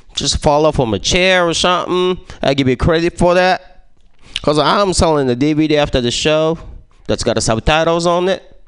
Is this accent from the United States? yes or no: no; Japan; English is a second language; moved away; I was born and raised in Japan, and uh, I got an accent